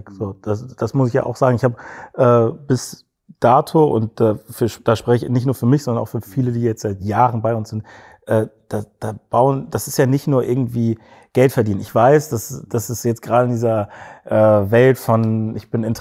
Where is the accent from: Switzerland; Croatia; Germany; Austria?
Germany; Cologne, North Rhine-Westphalia; wir sind, wir sind Kölner, vielleicht liegt es auch ein bisschen daran so, das ist so eine kleine, ja, so eine kleine Kultur